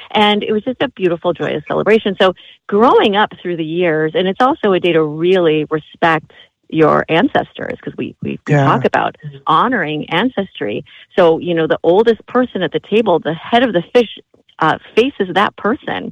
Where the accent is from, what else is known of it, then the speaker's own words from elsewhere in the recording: Minneapolis, Minnesota, United States; there were limitations growing up in Minneapolis